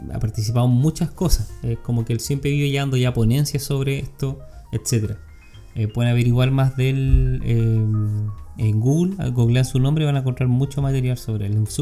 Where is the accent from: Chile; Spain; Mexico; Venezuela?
Mexico; soy una madre mexicana